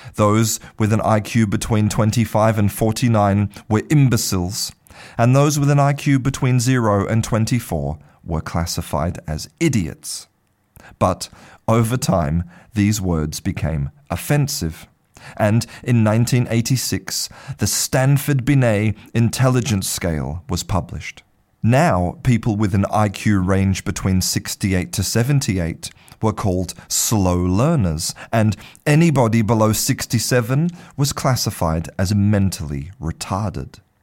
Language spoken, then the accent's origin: English; Australia; I was born in Australia